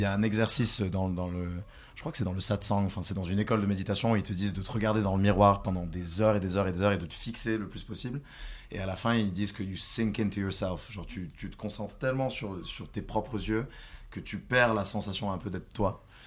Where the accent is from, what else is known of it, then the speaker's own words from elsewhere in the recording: near Carcassonne, south of France, France; là où je viens, donc du sud de la France